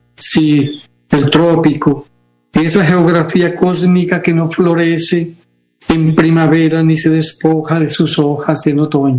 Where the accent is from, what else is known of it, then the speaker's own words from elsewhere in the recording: Bucaramanga, Santander, Colombia; Yo nací en Bucaramanga